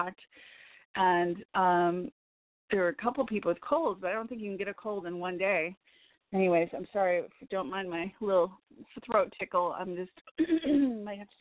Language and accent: English; Evanston, Illinois, United States; moved away; I was born in Evanston